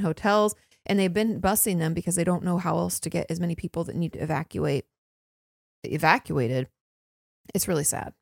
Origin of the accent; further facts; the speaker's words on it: Washington, United States; moved away; I grew up in Washington State. Land of the trees.